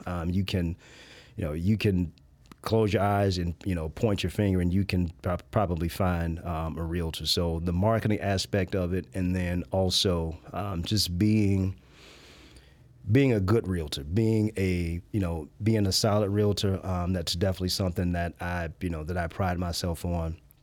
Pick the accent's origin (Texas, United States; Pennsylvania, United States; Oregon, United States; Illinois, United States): Illinois, United States; Chicago; I was born and raised in the Park Manor or Grand Crossing neighborhood